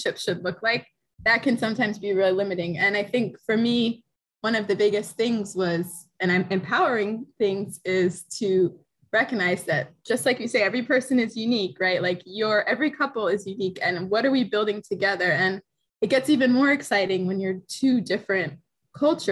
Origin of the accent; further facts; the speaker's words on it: United States; growing up as an American